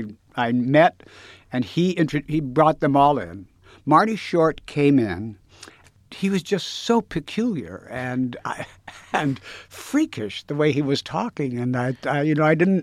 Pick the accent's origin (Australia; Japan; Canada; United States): Canada; Winnipeg, Manitoba; I'm from Winnipeg.